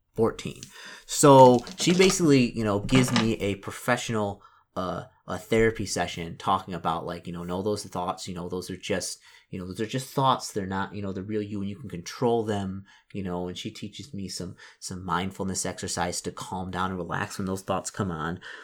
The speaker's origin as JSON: {"language": "English", "town": "Detroit", "region": "Michigan", "country": "United States", "said": "I'm from Detroit."}